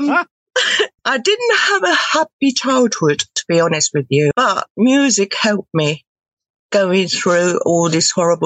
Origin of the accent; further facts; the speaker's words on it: Tokyo, Japan; English is a second language; moved away; I'm from Tokyo